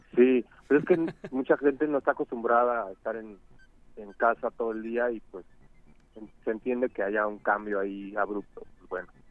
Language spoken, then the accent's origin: Spanish; Mexico City, Mexico; Yo soy de Coajimalpa.